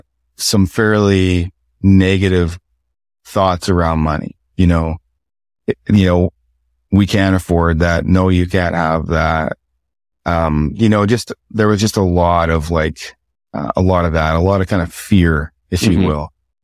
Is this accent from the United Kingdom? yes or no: no; the Maritimes, Canada; You know, my truth was growing up in the Maritimes, you know, there was a lot of poor people